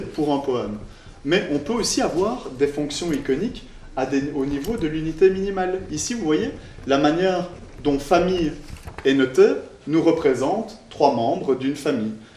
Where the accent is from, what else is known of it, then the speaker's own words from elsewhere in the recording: Belgium; en tant que bon belge